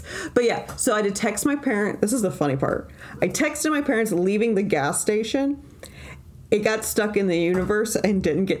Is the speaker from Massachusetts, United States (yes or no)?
no; Huntsville, Alabama, United States; I tell them I'm from Huntsville